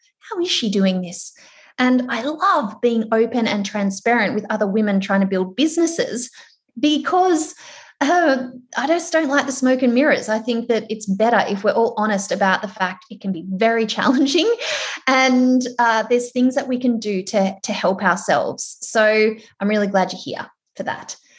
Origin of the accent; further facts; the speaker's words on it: Melbourne, Victoria, Australia; I am from Melbourne